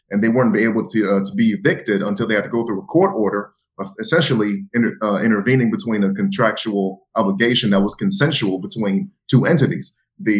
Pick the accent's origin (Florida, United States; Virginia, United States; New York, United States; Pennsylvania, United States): Florida, United States; Jacksonville; I was born and raised in Jacksonville, Florida